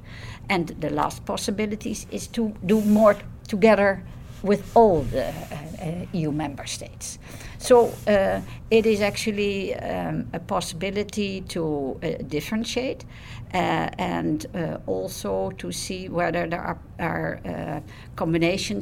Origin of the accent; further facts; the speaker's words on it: Netherlands; I'm from the Netherlands.